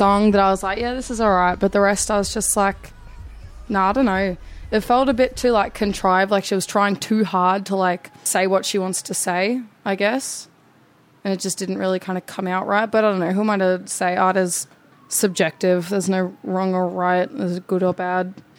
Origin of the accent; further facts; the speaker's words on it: Melbourne, Victoria, Australia; I'm a Greek from Melbourne.